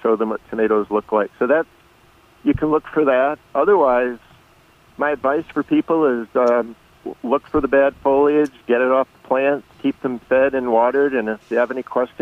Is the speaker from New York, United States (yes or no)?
no; North Carolina, United States; born or raised there; moved away